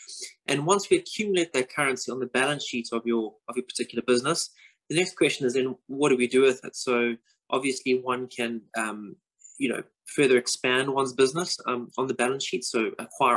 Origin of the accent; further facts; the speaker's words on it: South Africa; moved away as an adult; now in London, United Kingdom; I'm obviously South African by birth, living currently in London. I've been here since 2008.